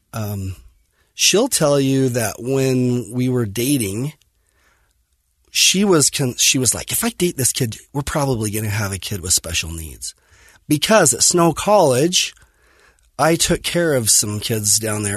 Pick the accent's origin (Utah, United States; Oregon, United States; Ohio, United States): Utah, United States; Fillmore; I grew up in Fillmore, um, Utah, on a farm, and dairy farm, crop farm